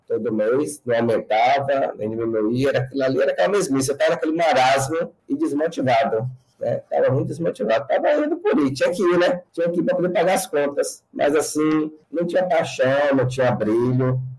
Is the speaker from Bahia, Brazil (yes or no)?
yes; Itabuna, Bahia, Brazil; also born or lived in Salvador; há 20 anos eu é, de Salvador para minha terra natal, Itabuna